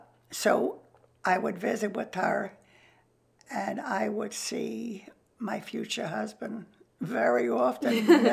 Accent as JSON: {"language": "English", "town": "New York City", "region": "New York", "country": "United States", "tie": "born or raised there", "said": "I grew up in Queens."}